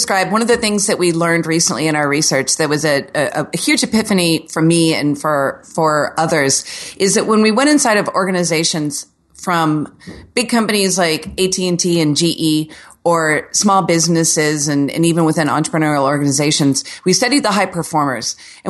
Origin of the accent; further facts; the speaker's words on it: Orlando, Florida, United States; See, I'm from Orlando where the city was basically settled by Walt Disney in the season 70s. So here, everything is like a square Florida home.